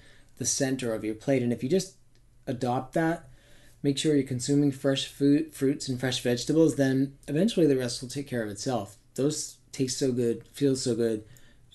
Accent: Maine, United States; I grew up in Maine, so we had real seasons.

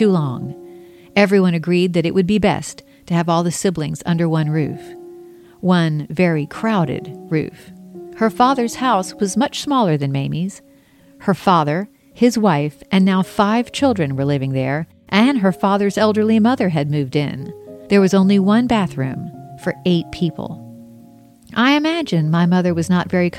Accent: Mount Pleasant, South Carolina, United States; also born or lived in Charleston, South Carolina; I was born in 1968 in Charleston, South Carolina. I was raised across the harbor in Mount Pleasant

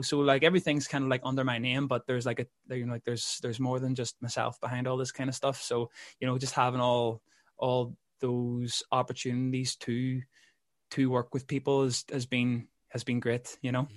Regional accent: Belfast, Northern Ireland, United Kingdom; also born or lived in London; I'm from Belfast

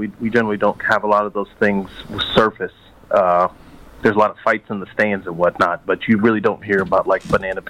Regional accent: United States; also born or lived in Cincinnati, Ohio; I'm an American

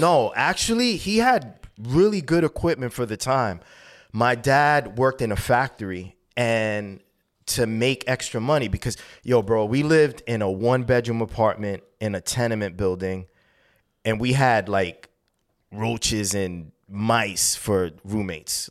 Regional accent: New York City, New York, United States; also born or lived in Bristol, Connecticut; I was born in seventy-two and my parents immigrated there from Columbia

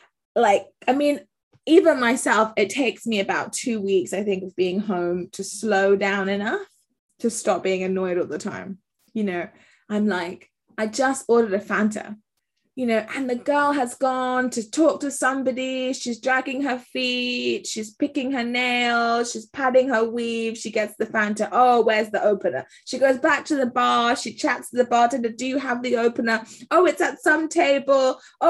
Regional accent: Accra, Greater Accra, Ghana; also born or lived in England; as a Ghanaian, because my family are Ghanaian and English, and I grew up between here and Accra, I have a particular relationship with slowness

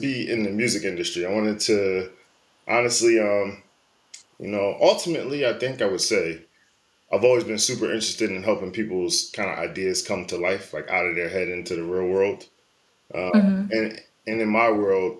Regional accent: Philadelphia, Pennsylvania, United States; I'm from Southwest Philadelphia. You should know that. And I'm a product of the Philadelphia public school system.

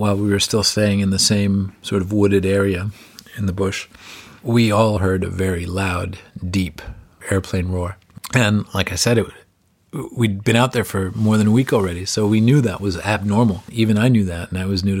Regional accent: United States; as an American

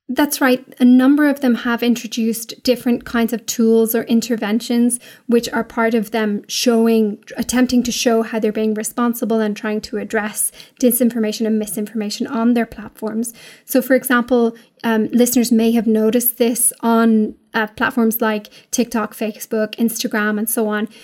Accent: Ireland; we're English speaking in Ireland

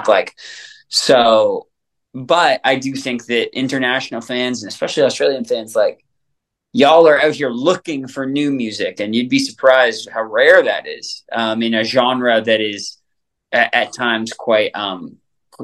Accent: Canada; Growing up in Canada

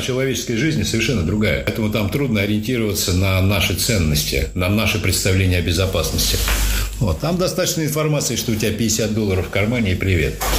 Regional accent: Russia; я из России, я там был единственный из России

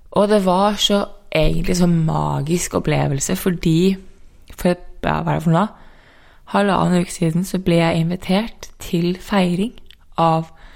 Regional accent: Norway; born or raised there; moved away as an adult; also born or lived in San Diego, United States / New York, United States

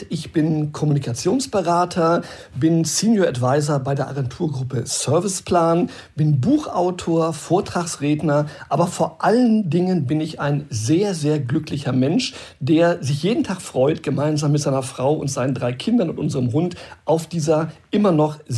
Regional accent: Brazil; now in Germany; Ich muss sagen, ich bin in Brasilien groß geworden, da hat immer die Sonne geschienen, ich hatte eine sehr schöne Kindheit und vielleicht habe ich auch diesen Spirit mitgenommen und ich habe das übertragen nach unserer Rückkehr auch in mein privates Leben.

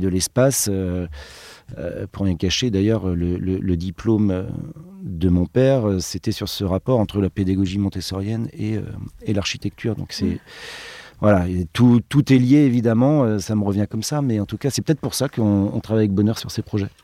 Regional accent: Brittany, France; nous on vient de Bretagne

